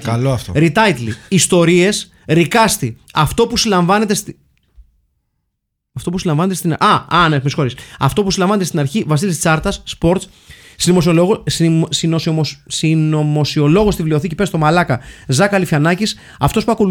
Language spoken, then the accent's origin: Greek; Livadeia, Central Greece, Greece; να τιμήσω και την πόλη μου τη Λιβαδιά.